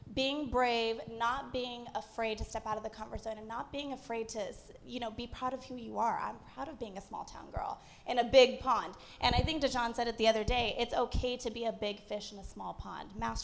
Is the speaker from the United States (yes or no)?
yes; Albuquerque, New Mexico, United States; I am 5'2 from Albuquerque, New Mexico, okay?